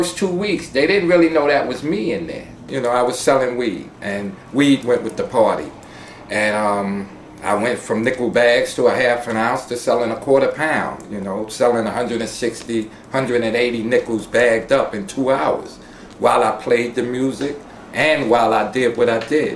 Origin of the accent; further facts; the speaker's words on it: New York City, New York, United States; My family comes from North Carolina. I was born in the Bronx